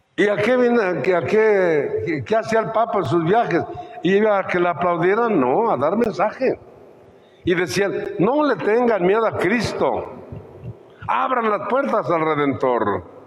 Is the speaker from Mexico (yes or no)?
yes; Mexico